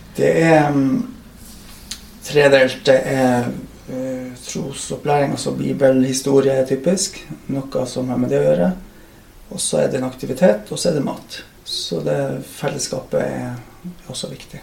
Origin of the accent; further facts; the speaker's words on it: Oksfjord, Troms, Norway; moved away as an adult; also born or lived in Kvænangen / Reinfjord; now in Skjervøy, Norway; Så det er Oksfjord jeg vokste opp, og som jeg anser at jeg kommer ifra.